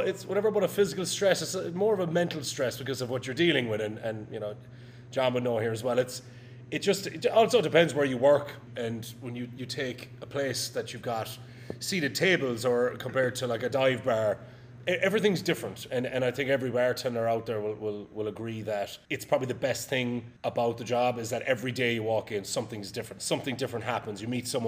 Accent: Ireland; moved away as an adult; also born or lived in Barcelona; now in New York, United States; my hometown in Ireland

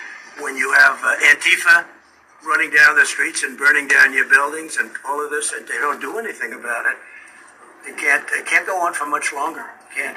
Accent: New York City, New York, United States; when I was growing up in Brooklyn and Queens

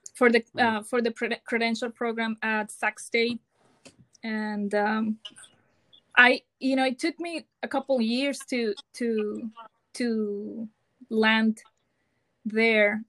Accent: Mazatlán, Sinaloa, Mexico; English is a second language; moved away as an adult; also born or lived in Tijuana, Mexico; now in Sacramento, United States; I am from Mexico, from Mazatlan, Sinaloa and I moved here with my husband in 2016

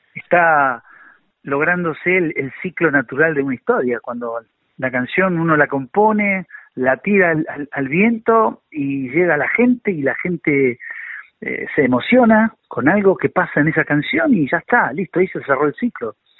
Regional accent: San Nicolás de los Arroyos, Buenos Aires Province, Argentina; desde que nací en San Nicolás

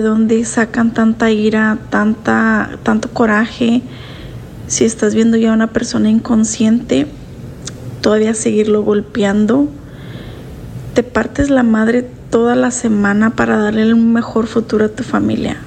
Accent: Mexico; a nosotros como mexicanos

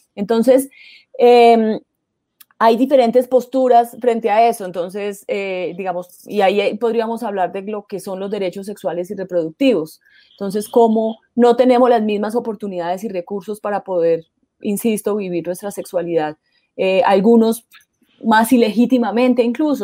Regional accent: Caldas, Colombia; el Alcázar Caldas, de donde soy yo

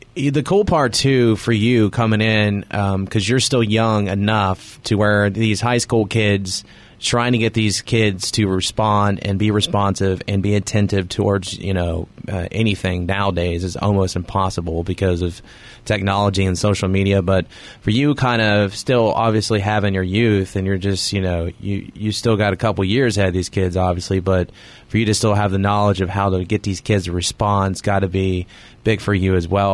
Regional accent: Cross Lanes, West Virginia, United States; also born or lived in Nitro, West Virginia / Charleston, West Virginia; I grew up in Cross Lanes

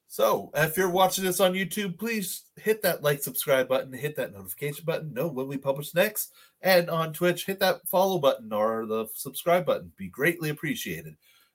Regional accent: Canada; we're Canadian

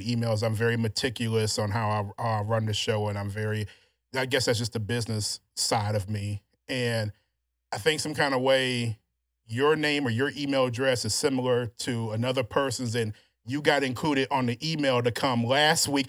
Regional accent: Louisiana, United States; also born or lived in Houston, Texas; now in Texas, United States; all my life growing up in Louisiana

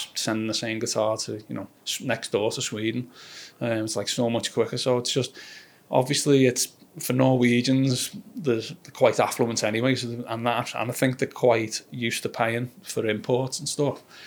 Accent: Liverpool, North West England, United Kingdom; accent: Scouse; I'm from Liverpool

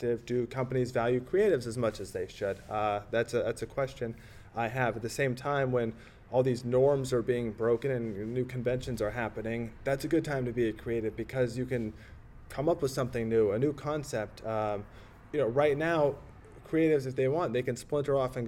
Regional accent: Iowa, United States; Iowa, where I'm from, and I can say it because I'm from Iowa

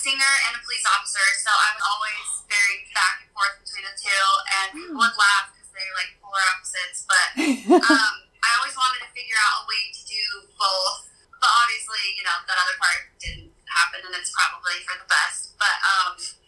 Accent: Reno, Nevada, United States; now in Utah, United States; I grew up in Reno, Nevada

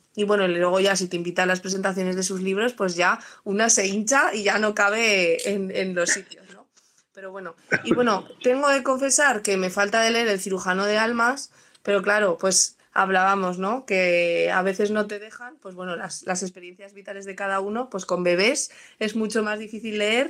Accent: Aragon, Spain; Yo estoy muy orgullosa como aragonesa de tener a alguien así en mi tierra

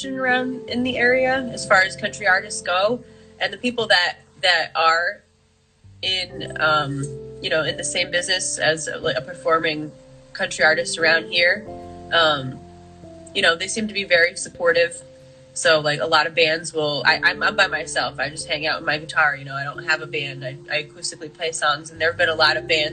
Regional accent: Poughkeepsie, New York, United States; I'm from upstate New York, Poughkeepsie, Dutchess County, and that's where I play most of my shows.

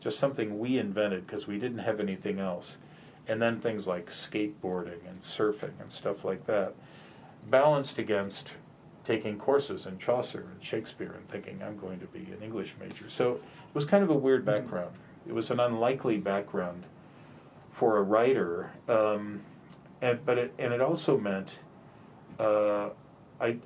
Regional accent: Riverside, California, United States; also born or lived in St. Louis, Missouri; Growing up in Riverside, California was like growing up in nowhere.

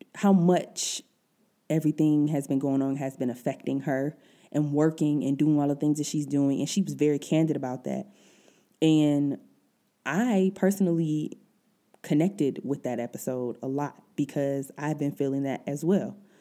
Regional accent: Detroit, Michigan, United States; moved away as an adult; now in Germany; I'm originally from Detroit, all my family's back there

